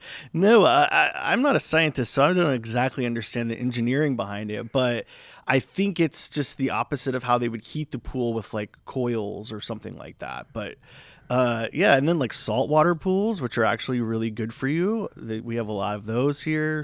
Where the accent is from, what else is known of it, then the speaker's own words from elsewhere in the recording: Florida, United States; now in Palm Springs, United States; I'm originally from Florida.